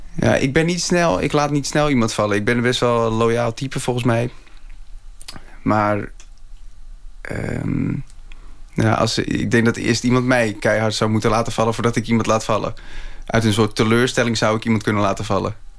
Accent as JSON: {"language": "Dutch", "town": "Schagen", "region": "North Holland", "country": "Netherlands", "tie": "born or raised there", "moved": "yes", "said": "zelfs toen ik in Schagen woonde"}